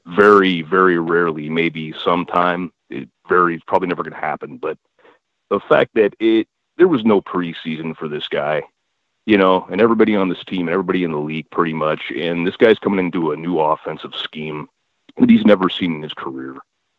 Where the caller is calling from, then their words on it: California, United States; I'm in California.